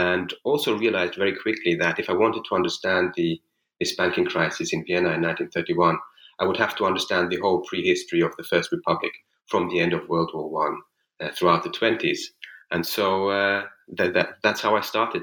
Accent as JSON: {"language": "English", "country": "Switzerland", "tie": "born or raised there", "also_born_or_lived": "Jerusalem, Israel / New York, United States / Florence, Italy", "moved": "as an adult", "lives_now": "St. Petersburg, Russia", "said": "I grew up in Switzerland"}